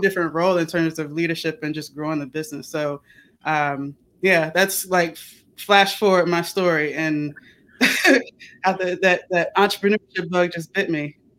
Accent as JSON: {"language": "English", "town": "Chesapeake", "region": "Virginia", "country": "United States", "tie": "born or raised there", "moved": "yes", "said": "I'm from Chesapeake, Virginia"}